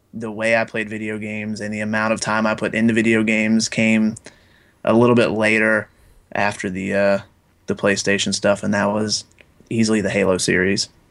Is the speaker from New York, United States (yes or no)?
no; Jay, Florida, United States; very small town in Florida by the name of Jay, Florida